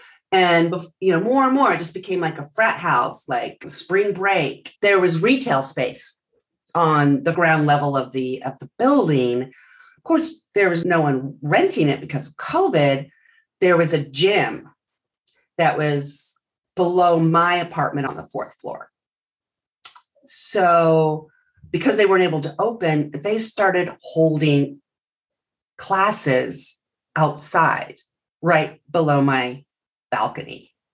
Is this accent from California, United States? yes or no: yes; Northern California, United States; moved away as an adult; also born or lived in New York / San Francisco / Hermosa Beach; now in San Diego, United States; When I moved back to California, remember, I had grown up in Northern California. And moved from San Francisco.